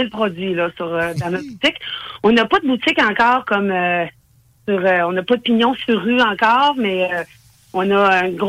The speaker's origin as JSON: {"language": "French", "town": "Saguenay", "region": "Quebec", "country": "Canada", "tie": "born or raised there", "moved": "yes", "lives_now": "Quebec City, Canada", "said": "Je suis originaire du Saguenay"}